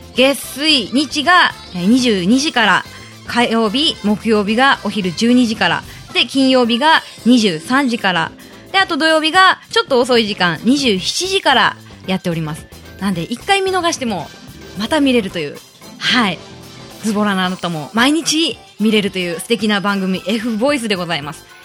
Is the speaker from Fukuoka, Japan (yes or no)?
yes; Kasuga, Fukuoka, Japan; 福岡県春日市が出身ですずっと春日市にいました